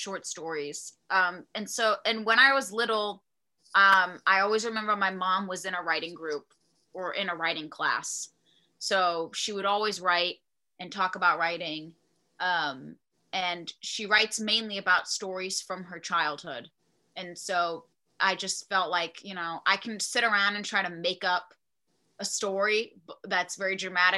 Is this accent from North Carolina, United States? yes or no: yes; Charlotte, North Carolina, United States; moved away as an adult; also born or lived in New York; I'm from Charlotte, North Carolina, and it's a city